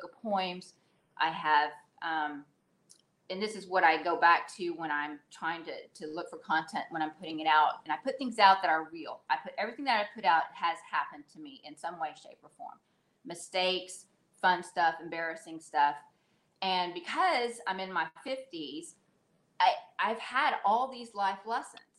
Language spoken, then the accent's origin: English; Texas, United States; now in Saudi Arabia; I'm from Texas, currently living in Saudi Arabia.